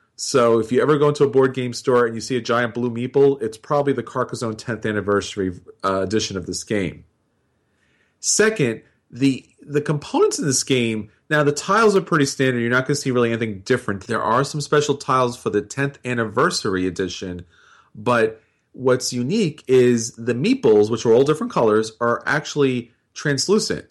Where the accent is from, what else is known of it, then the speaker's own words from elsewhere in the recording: New York, United States; being a New Yorker